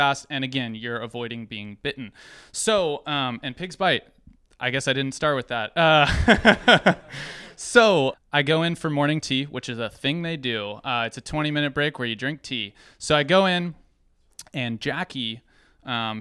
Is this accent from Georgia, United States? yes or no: yes; Norcross, Georgia, United States; I'm from Norcross, Georgia. I'm from Atlanta. I'm a city boy.